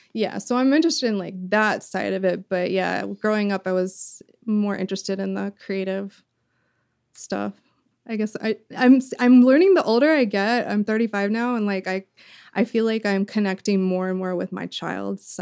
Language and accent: English; the South, United States; I grew up in the South